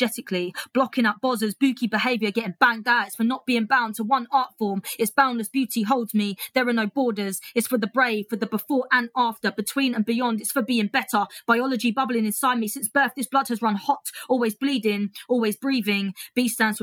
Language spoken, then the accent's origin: English; United Kingdom; being a Brit in Australia